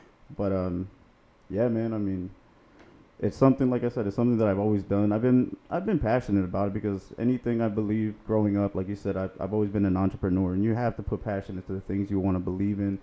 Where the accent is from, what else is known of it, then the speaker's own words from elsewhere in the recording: Naples, Florida, United States; I was born and raised in Southwest Florida, Naples in particular